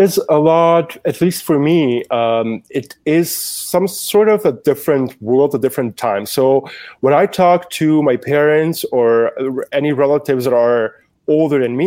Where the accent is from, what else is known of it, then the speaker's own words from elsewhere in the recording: Germany; also born or lived in Yugoslavia; growing up in Germany, having a refugee background